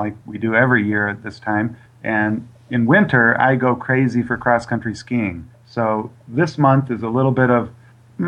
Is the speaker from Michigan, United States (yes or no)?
yes; near Lansing, Michigan, United States; in a little town outside of Michigan State University, near the Lansing area in Michigan